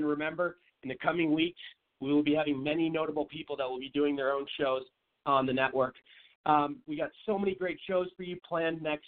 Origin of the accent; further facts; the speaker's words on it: Seattle, Washington, United States; I'm from Seattle and I was born and raised there